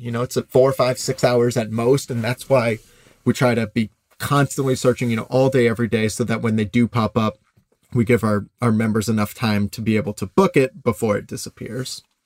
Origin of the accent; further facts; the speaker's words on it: Midwest, United States; I grew up in the Midwest, very easygoing